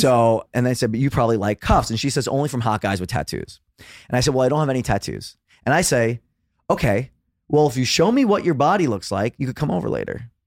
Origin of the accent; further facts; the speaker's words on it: New York City, New York, United States; also born or lived in Los Angeles; born and raised in Brooklyn, New York